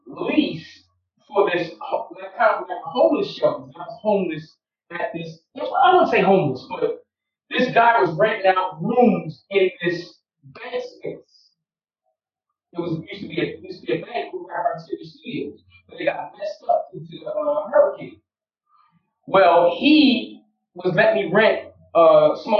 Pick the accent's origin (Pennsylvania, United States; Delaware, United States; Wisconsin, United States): Delaware, United States; moved away as an adult; also born or lived in Philadelphia / Florida / Miami; now in Israel; I was born in Philadelphia, raised in Delaware. Well, actually, Kingchester first, and then moved to Delaware around 76